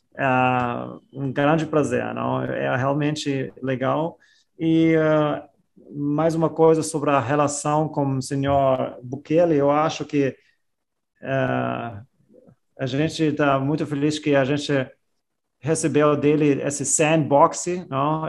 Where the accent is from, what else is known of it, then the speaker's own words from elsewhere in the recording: Austria; eu sou da Áustria